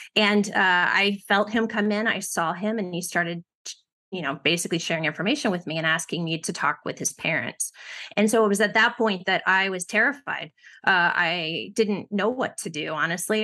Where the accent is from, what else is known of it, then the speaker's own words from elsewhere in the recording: Ohio, United States; I grew up in Ohio